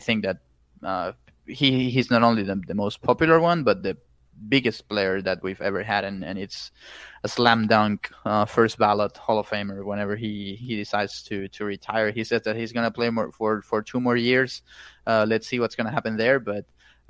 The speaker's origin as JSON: {"language": "English", "town": "Caracas", "region": "Capital District", "country": "Venezuela", "tie": "born or raised there", "said": "Caracas, my hometown"}